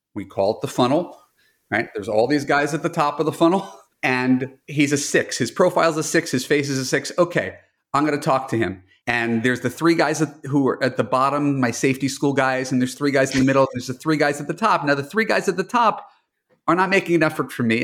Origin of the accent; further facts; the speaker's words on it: New York, United States; now in Los Angeles, United States; a New Yorker who moved to L